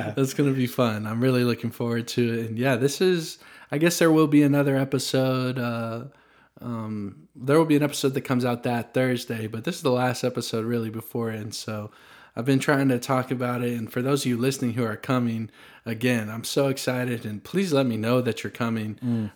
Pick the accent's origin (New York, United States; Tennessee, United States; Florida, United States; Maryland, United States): Tennessee, United States; Franklin; also born or lived in Nashville; I was born in Nashville, grew up in Franklin, and it's a place I'm proud to call my hometown